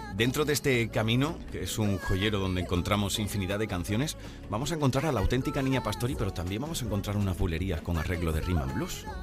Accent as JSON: {"language": "Spanish", "town": "Huelva", "region": "Andalusia", "country": "Spain", "said": "yo estaba en mi tierra, en Huelva"}